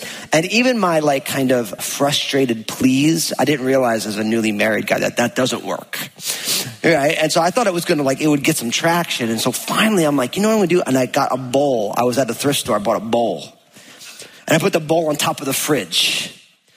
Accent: New Jersey, United States; also born or lived in California; now in Washington, United States; I grew up in New Jersey and I lived in California

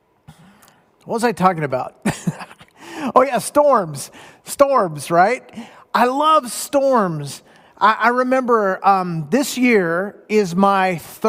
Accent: Southern California, United States; Now, I grew up in Southern California. I'm a beach boy.

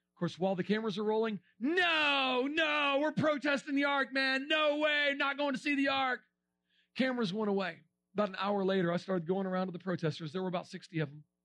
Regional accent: Florida, United States; We're from Florida.

